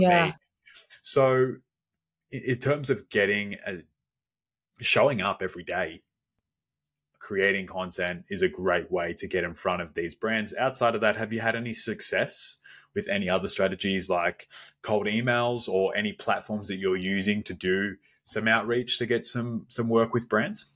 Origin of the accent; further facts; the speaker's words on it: Melbourne, Victoria, Australia; I'm from down under around Melbourne in Australia